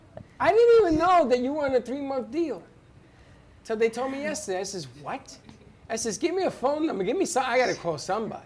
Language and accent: English; New York, United States; when I was growing up in New York